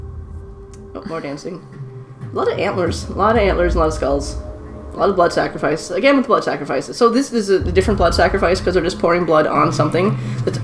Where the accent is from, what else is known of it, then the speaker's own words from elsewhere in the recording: Nova Scotia, Canada; now in Vancouver, Canada; I'm from Nova Scotia. I'm always going to be Nova Scotian. It's my home. I was born there. But I've been in Vancouver for 10 years.